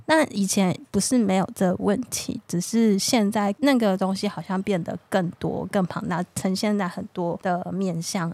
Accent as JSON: {"language": "Chinese", "country": "Taiwan", "said": "他就代表我们台湾人，嗯，代表我自己"}